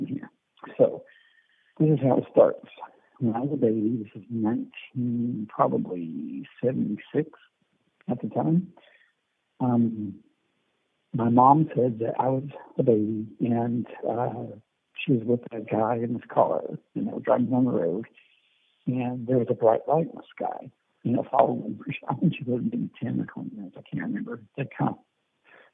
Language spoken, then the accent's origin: English; the Ozarks, Missouri, United States; I was born in Missouri. I was raised there in the Ozarks